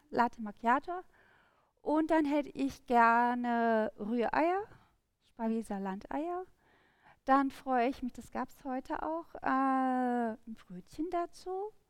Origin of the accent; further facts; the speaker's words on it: Rhineland, Germany; als Rheinländer ist es im Endeffekt wirklich so die rheinländische, also Karnevalsmusik